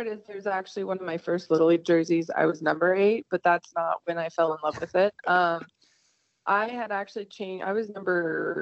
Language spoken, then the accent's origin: English; Texas, United States; born and raised in Texas.